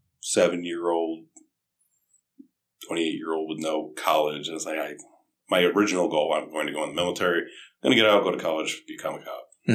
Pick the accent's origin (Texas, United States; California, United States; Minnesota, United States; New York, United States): New York, United States; South Glens Falls; I'm from South Glens Falls